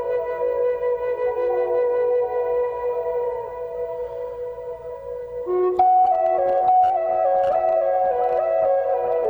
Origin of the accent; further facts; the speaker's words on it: Boston, Massachusetts, United States; I'm from Boston, and you know I used to canoe on the Concord River